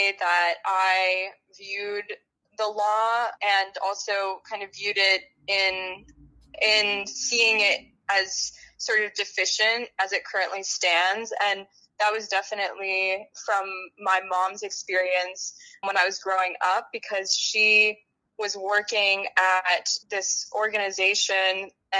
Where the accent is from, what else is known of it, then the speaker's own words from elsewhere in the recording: Santa Fe, New Mexico, United States; I'm from Santa Fe, New Mexico. It's a very small town in the desert southwest region, but it's absolutely home.